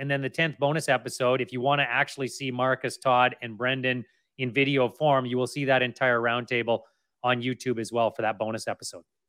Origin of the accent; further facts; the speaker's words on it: Kamloops, British Columbia, Canada; also born or lived in Lower Mainland, British Columbia; now in North Shore, Canada; I grew up in Kamloops. I've been in the Lower Mainland for, oh, geez, I don't even wanna count the years now. Thirty years, basically.